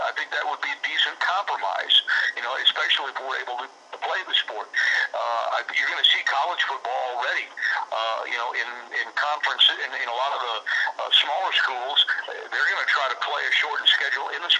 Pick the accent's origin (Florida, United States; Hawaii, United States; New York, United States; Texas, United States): Texas, United States; moved away; I'm originally from Texas, so my whole family in Texas